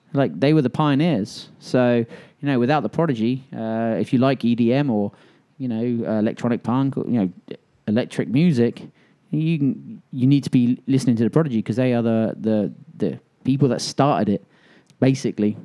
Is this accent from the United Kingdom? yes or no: yes; England, United Kingdom; now in Birmingham, Alabama, United States; I was with my best friend who I grew up with in England